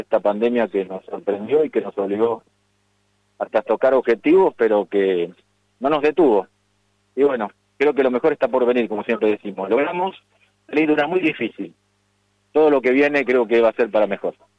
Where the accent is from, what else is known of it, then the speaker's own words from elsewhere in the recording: Argentina; como argentinos